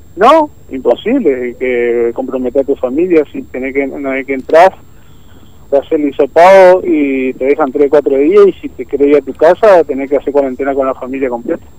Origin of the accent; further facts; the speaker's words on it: Potrero Norte, Formosa, Argentina; Yo soy de Potrero Norte.